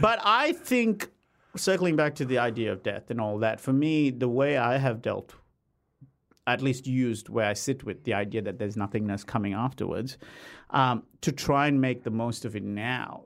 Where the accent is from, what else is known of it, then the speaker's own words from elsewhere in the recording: Australia; as an Aussie